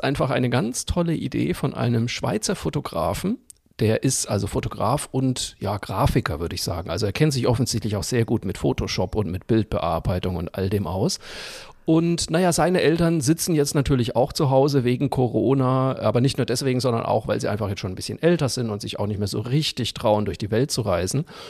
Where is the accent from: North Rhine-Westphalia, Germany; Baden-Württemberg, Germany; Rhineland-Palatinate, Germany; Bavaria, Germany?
Bavaria, Germany; Zeil am Main; moved away; also born or lived in Cologne; Ich komme ja aus Franken, aus dem mhm. schönen Örtchen Zeiler Main, Fachwerk Frohsinn Frankenwein. Und ähm, bei uns im Ort gab es früher, als ich aufgewachsen bin, noch eine Zuckerfabrik.